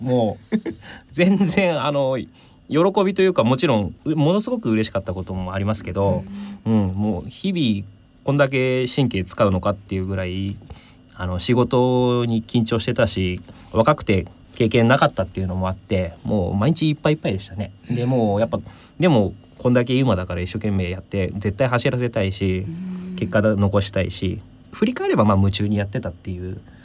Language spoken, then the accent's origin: Japanese; Maebashi, Gunma, Japan; 地元群馬県であの前橋市なんですが